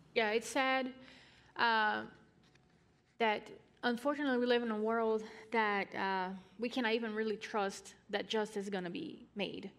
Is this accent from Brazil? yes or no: yes; Brazil; I'm from Brazil